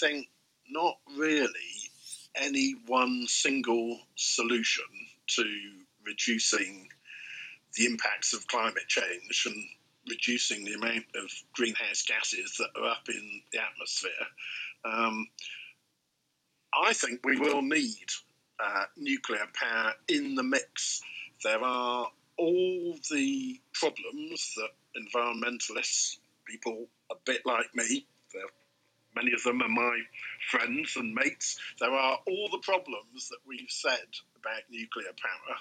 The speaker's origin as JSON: {"language": "English", "area": "near Bristol", "region": "South West England", "country": "United Kingdom", "tie": "born or raised there", "said": "I grew up near Bristol, used to go bird watching on the estuary of the Severn"}